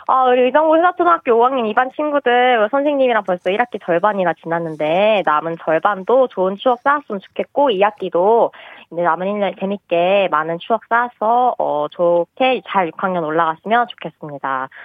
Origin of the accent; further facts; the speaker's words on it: Anyang, Gyeonggi Province, South Korea; moved away as an adult; now in Uijeongbu, South Korea; 본가는 안양이에요